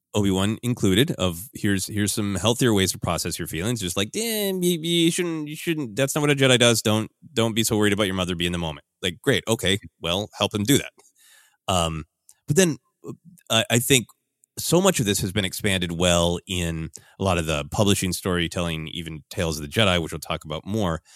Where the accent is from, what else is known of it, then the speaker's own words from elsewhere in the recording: Midwest, United States; growing up in the Midwest